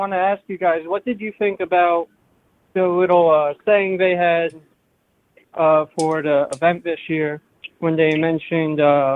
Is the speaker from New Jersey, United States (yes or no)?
yes; Red Bank, New Jersey, United States; Monmouth County, over by Red Bank